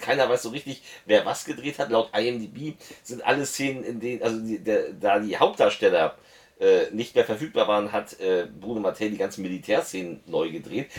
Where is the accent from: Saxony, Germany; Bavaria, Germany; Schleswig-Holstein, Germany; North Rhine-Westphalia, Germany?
Schleswig-Holstein, Germany; Lübeck; ich komme auch nicht aus Hamburg, ich komme aus Lübeck